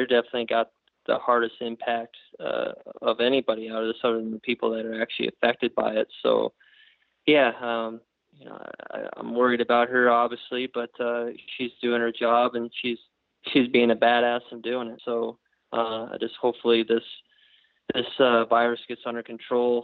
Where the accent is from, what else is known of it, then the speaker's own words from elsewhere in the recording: Pacific Northwest, United States; growing up in the Northwest